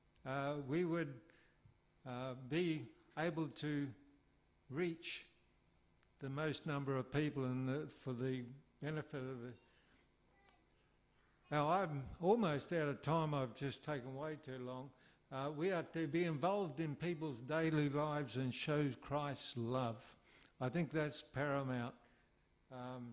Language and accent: English; Australia; moved away; also born or lived in Philippines